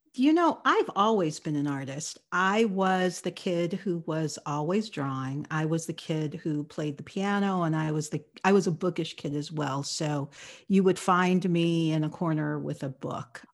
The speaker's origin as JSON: {"language": "English", "town": "Los Angeles", "region": "California", "country": "United States", "tie": "born or raised there", "said": "I grew up in Los Angeles"}